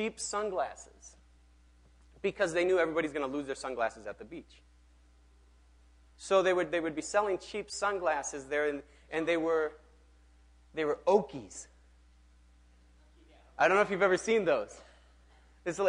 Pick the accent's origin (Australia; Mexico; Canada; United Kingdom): Mexico; now in Minneapolis, United States; I grew up in Mexico